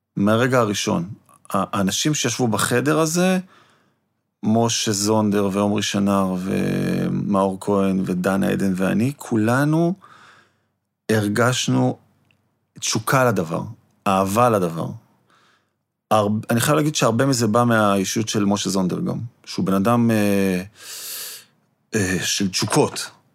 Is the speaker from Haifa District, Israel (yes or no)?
no; Jerusalem, Jerusalem District, Israel; את ליאור רז אני מכיר מירושלים, מהילדות שלי